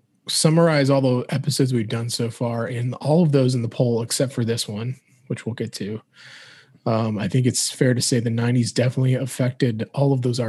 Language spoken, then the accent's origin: English; Cleveland, Ohio, United States; growing up on Cleveland radio